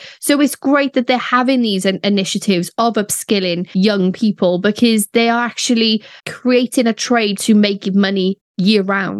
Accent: Cardiff, Wales, United Kingdom; born or raised there

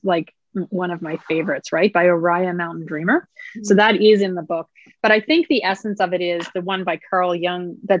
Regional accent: Nova Scotia, Canada; I come from Nova Scotia where we have some pretty gorgeous coastline

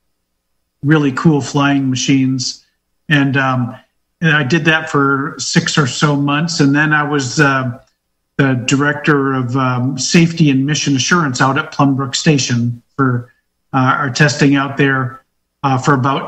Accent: upstate New York, United States; also born or lived in Houston, Texas; now in Ohio, United States; I'm originally from upstate New York

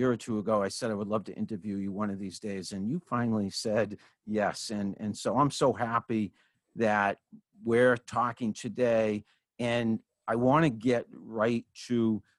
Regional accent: Franklin, Massachusetts, United States; now in Sudbury, United States; my hometown where I grew up in Franklin, Massachusetts

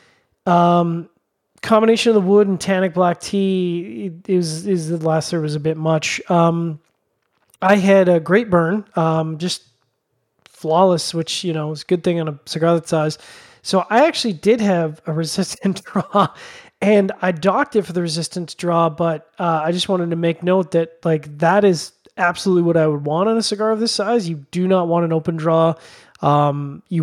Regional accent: Canada; being the Canadian

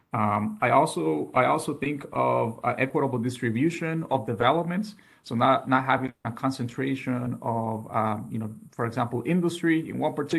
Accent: Mexico; also born or lived in United States; now in Phoenix, United States; I'm originally from Mexico. I was very fortunate enough to grow up in two countries, both Mexico and also the United States.

